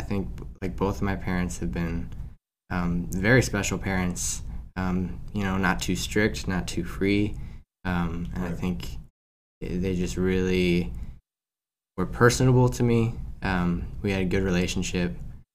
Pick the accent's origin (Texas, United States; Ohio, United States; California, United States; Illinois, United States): Illinois, United States; Aurora; now in Wheaton, United States; I'm from Aurora, currently living in Wheaton